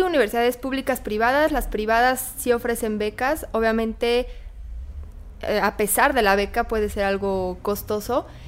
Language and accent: Spanish; Querétaro, Mexico; moved away as an adult; now in Mexico City, Mexico; yo soy de Querétaro